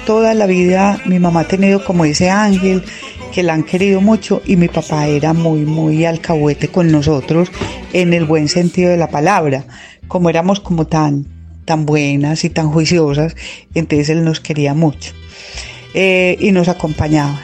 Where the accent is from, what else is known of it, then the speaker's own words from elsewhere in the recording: Sonsón, Antioquia, Colombia; yo soy de Sonsón, eh, con una familia muy numerosa